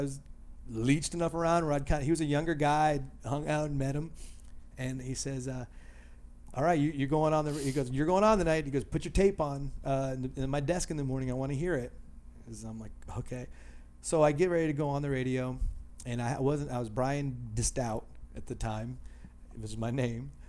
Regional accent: Dayton, Ohio, United States; also born or lived in Toledo, Ohio; Dayton, Ohio, which is my hometown here

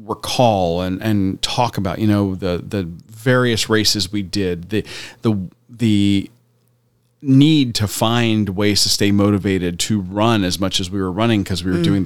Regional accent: Tampa, Florida, United States; And we got to go back to the Tampa Beer Run from my mm-hmm home, my hometown.

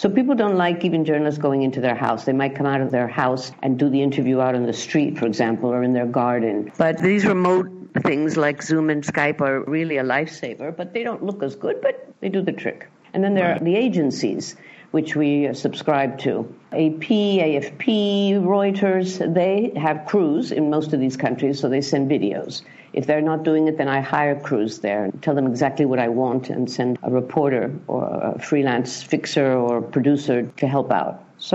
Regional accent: London, United Kingdom; born there; I was born in London to a journalist father.

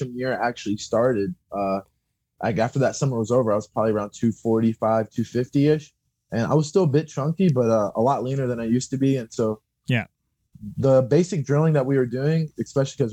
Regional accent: Louisville, Kentucky, United States; I'm from Louisville, which is about an hour and a half away from where I'm currently

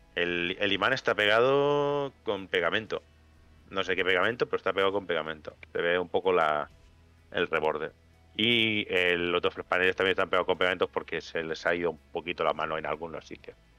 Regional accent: Spain; los españoles no sabremos hablar inglés

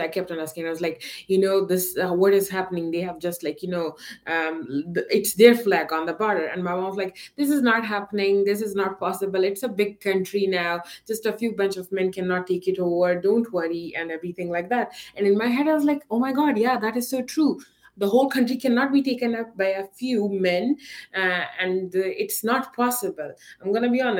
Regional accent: Kandahar, Afghanistan; I am from Kandahar

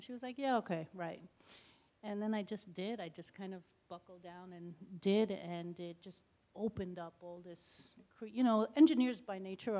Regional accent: New York City, New York, United States; moved away as an adult; also born or lived in Brooklyn, New York; now in Canada; We moved to Staten Island when I was very young, and I was raised in Staten Island, New York.

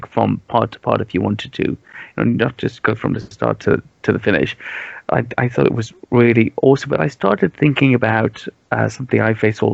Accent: United Kingdom; As a British person

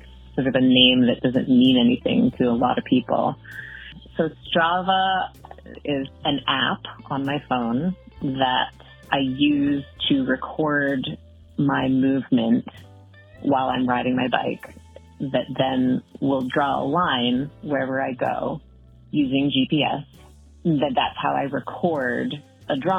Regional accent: Vancouver Island, British Columbia, Canada; now in Great Barrington, United States; But originally, which still feels like home to me, my whole family is there, I am from Vancouver Island on the west coast of British Columbia, Canada, which is a pretty sweet place to grow up

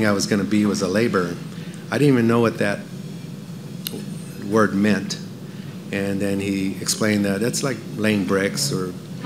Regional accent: Los Angeles, California, United States; moved away as an adult; also born or lived in Venezuela / Cuba / Las Vegas; now in Franklin, United States; I grew up in Los Angeles

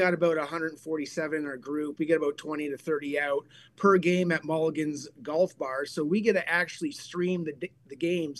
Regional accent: Chatham, Ontario, Canada; now in Ottawa, Canada; originally I'm from Chatham, Ontario, and I moved here 29 years ago. So I'm literally right across the lake from Cleveland growing up till I was about 19.

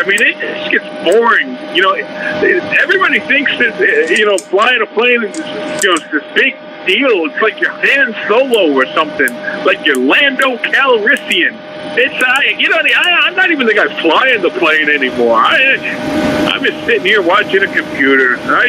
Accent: Atlanta, Georgia, United States; I'm from Atlanta.

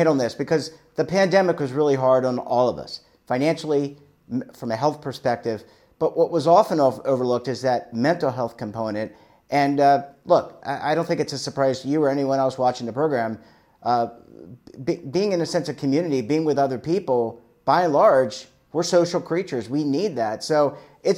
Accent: Maryland, United States; I grew up in Maryland, but Delaware is like a second home.

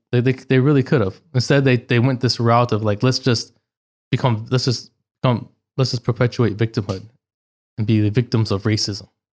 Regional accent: Orange County, California, United States; born or raised there; moved away as an adult; also born or lived in Los Angeles, California; now in United Arab Emirates

